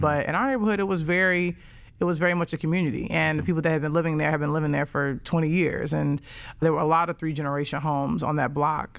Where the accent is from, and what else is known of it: Chicago, Illinois, United States; born or raised there